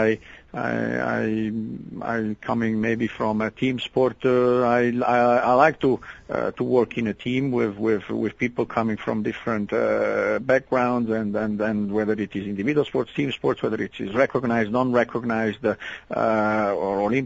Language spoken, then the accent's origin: English; Italy; now in Switzerland; I grew up in Italy in part, and the basketball club was quite close to my home